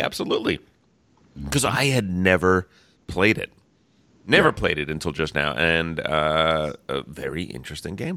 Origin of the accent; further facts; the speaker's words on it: New Jersey, United States; moved away; I am from New Jersey originally